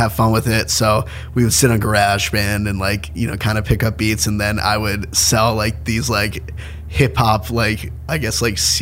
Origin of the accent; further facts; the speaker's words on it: Boca Raton, Florida, United States; I'm from Boca Raton, Florida.